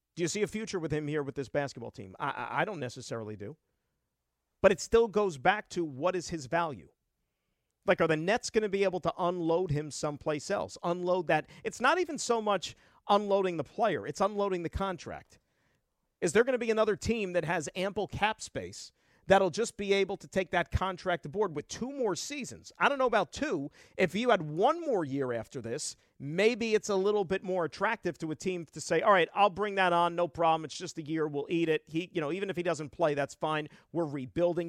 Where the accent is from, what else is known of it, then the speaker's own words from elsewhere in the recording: New Jersey, United States; I grew up in Jersey